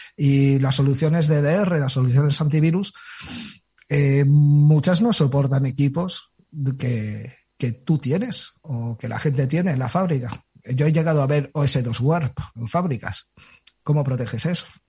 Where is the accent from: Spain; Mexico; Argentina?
Spain; Galicia; soy gallego